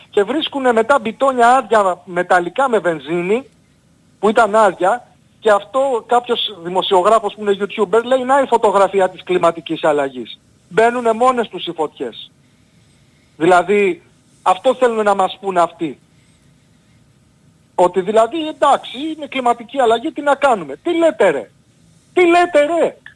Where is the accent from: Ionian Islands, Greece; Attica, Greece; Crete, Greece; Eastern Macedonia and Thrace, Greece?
Ionian Islands, Greece; Argostoli; Στην πατρίδα μου λοιπόν την Κεφαλονιά...